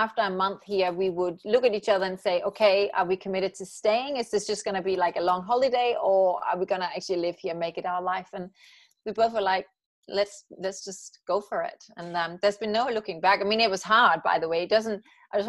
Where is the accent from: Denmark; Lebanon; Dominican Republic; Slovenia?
Denmark; Aalborg, North Denmark Region; moved away as an adult; also born or lived in Copenhagen, Denmark / London, United Kingdom; now in Los Angeles, United States; I grew up in Aalborg, and then I moved to Copenhagen.